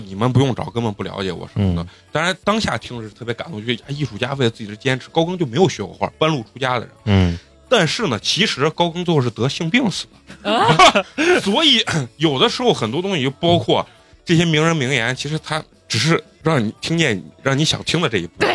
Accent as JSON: {"language": "Chinese", "town": "Xi'an", "region": "Shaanxi", "country": "China", "tie": "born or raised there", "moved": "as an adult", "lives_now": "Beijing, China", "said": "我家，老家是西安的，来北京没多长时间"}